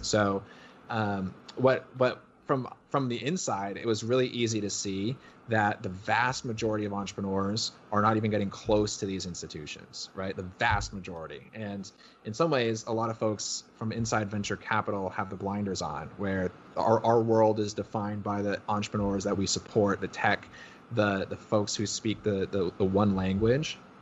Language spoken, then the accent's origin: English; Connecticut, United States; I grew up in Connecticut.